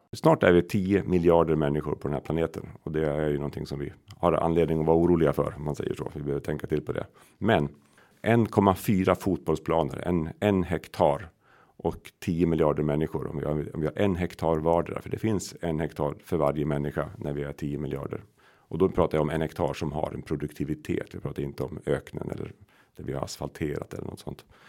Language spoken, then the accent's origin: Swedish; Sweden; den socken jag kommer ifrån, Odensvi socken, den delades